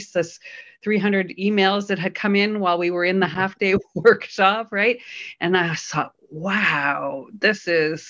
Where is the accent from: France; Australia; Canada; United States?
Canada; now in Berlin, Germany; I'm a Canadian based in Berlin